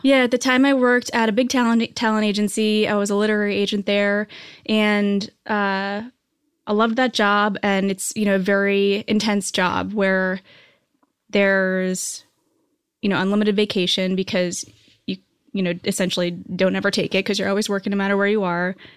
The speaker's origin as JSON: {"language": "English", "region": "New Hampshire", "country": "United States", "tie": "born or raised there", "also_born_or_lived": "New York", "moved": "as an adult", "lives_now": "Los Angeles, United States", "said": "I grew up on the East Coast. Uh, I grew up in New Hampshire, and then I moved to New York after college"}